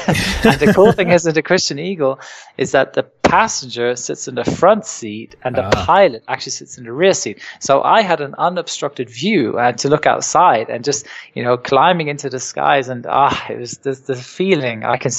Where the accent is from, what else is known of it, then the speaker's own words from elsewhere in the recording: England, United Kingdom; also born or lived in Germany; No, I was born in Germany, but I was sort of partly raised in England. I spent a lot of my childhood in England, and my mum's originally from England